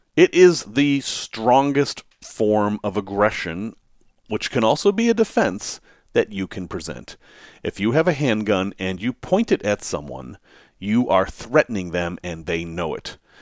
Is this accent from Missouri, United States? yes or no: no; Massachusetts, United States; I grew up in Massachusetts